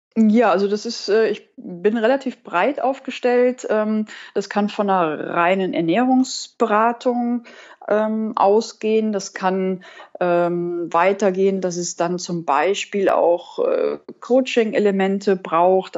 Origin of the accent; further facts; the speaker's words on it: Cologne, North Rhine-Westphalia, Germany; Ich äh, bin wohnhaft in Köln und ich komme auch aus Köln